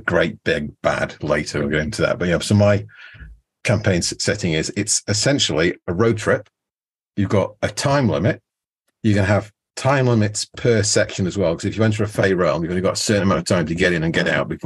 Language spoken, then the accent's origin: English; Wetherby, Yorkshire and the Humber, United Kingdom; my hometown, Wetherby, which was founded by the Knights Templar